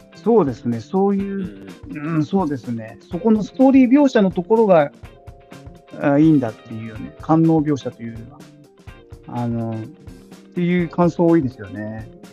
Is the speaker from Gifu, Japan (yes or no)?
no; Numazu, Shizuoka, Japan; 僕はあの地元静岡県沼津市です